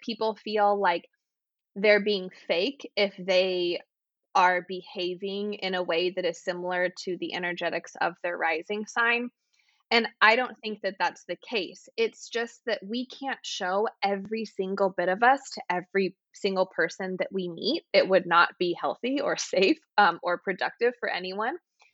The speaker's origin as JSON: {"language": "English", "region": "Texas", "country": "United States", "moved": "yes", "said": "I'm from Texas originally, and I have lived in places with long winters"}